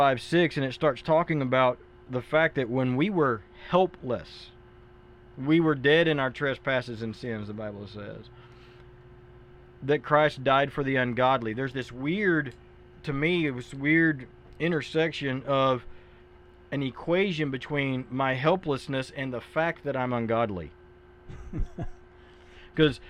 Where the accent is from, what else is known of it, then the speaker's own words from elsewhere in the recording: United States; as Western American individuals